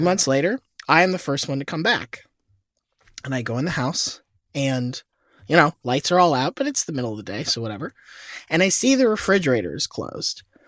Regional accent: Florida, United States; I was born in Florida

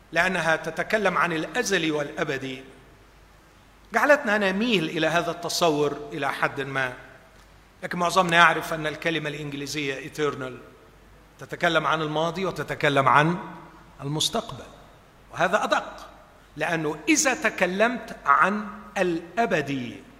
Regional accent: Egypt; باعتباري مصري

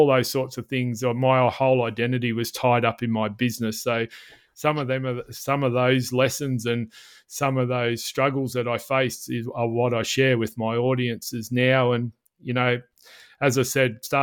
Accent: Melbourne, Victoria, Australia; as a kid growing up in Melbourne before we moved to the country

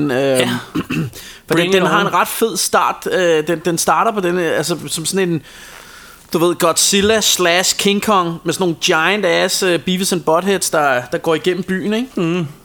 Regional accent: Copenhagen, Capital Region of Denmark, Denmark; Jeg er fra Sydhavn

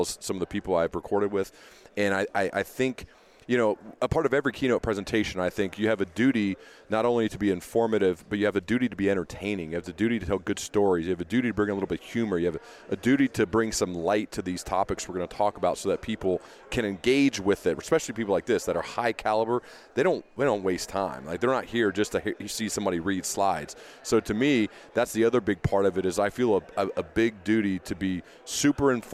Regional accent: Centerville, Ohio, United States; we grew up in Centerville, Ohio

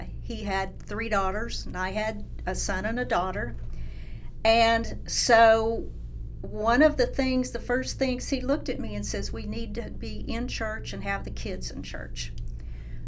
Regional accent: Norman, Oklahoma, United States; I'm born and raised in Norman.

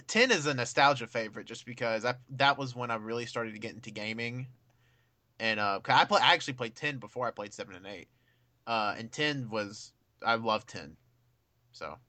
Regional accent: United States; I'm an American

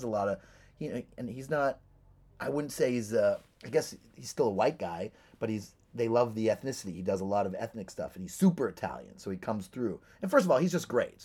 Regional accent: Toronto, Ontario, Canada; moved away as an adult; now in Los Angeles, United States; I grew up in Toronto in a nice area

